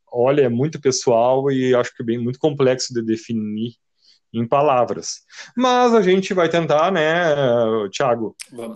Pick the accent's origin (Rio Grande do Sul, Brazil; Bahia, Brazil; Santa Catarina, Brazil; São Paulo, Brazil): Rio Grande do Sul, Brazil; Santa Maria; nós somos de Santa Maria, Rio Grande do Sul